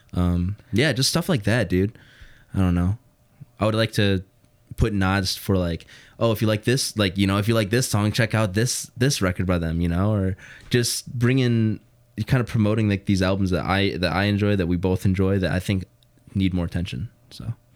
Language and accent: English; Hammond, Indiana, United States; I grew up in Hammond and, you know, the whole Chicagoland area